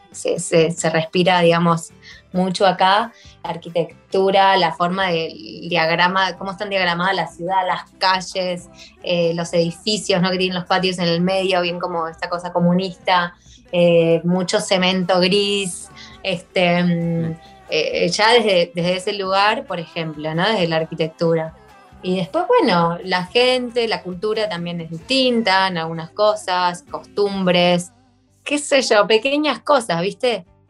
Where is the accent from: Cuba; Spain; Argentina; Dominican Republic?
Argentina; Buenos Aires; also born or lived in Yerevan, Armenia; now in Gyumri, Armenia; soy de Buenos Aires, eh, de Argentina